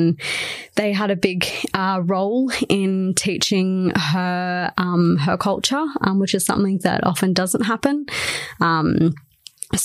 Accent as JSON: {"language": "English", "town": "Shellharbour", "region": "New South Wales", "country": "Australia", "said": "So I moved here from Shell Harbour, which is on the east coast of Australia, about 40 minutes south of Wollongong."}